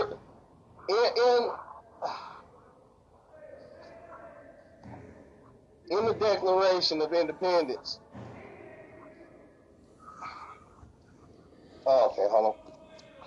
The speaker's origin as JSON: {"language": "English", "region": "the South", "country": "United States", "said": "I'm from the South, bro. Like, that's where I come from"}